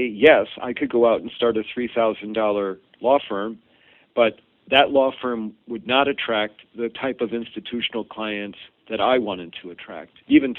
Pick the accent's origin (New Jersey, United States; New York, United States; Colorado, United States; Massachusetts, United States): Massachusetts, United States; Boston; found out that I was from Boston and had this background